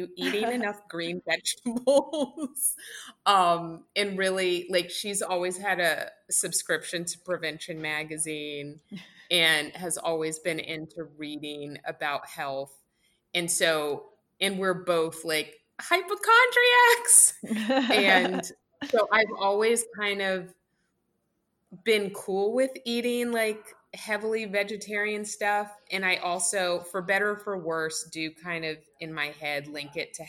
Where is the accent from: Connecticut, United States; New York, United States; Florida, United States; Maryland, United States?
Connecticut, United States; New Haven; born there; I was born in New Haven, Connecticut. And so like some of my first food memories are pizza, like Pepe's Pizza.